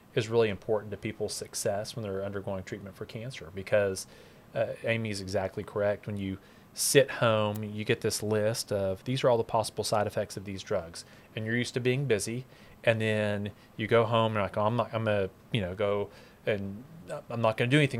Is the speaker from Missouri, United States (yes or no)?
no; Dallas, Texas, United States; born and raised in Dallas